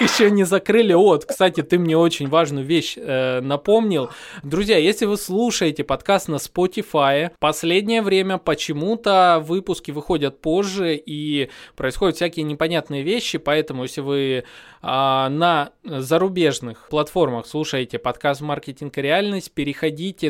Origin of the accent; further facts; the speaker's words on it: Donetsk, Donetsk Oblast, Ukraine; я сам, допустим, из Донецка, 14-16 года я прожил под обстрелами